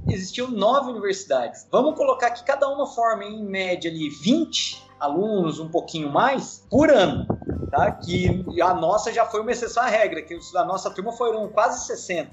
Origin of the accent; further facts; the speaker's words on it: Ubatuba, São Paulo, Brazil; eu sou de Ubatuba. Eu nasci, cresci lá